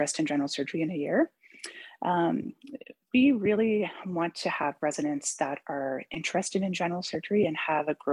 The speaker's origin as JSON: {"language": "English", "region": "Newfoundland and Labrador", "country": "Canada", "moved": "yes", "lives_now": "Vancouver, Canada", "said": "I come from Newfoundland"}